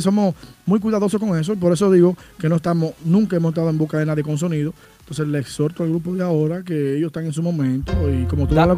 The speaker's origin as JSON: {"language": "Spanish", "town": "Santiago de los Caballeros", "region": "Santiago", "country": "Dominican Republic", "said": "soy de Santiago, pero ya, imagínate, mi esposa de allá"}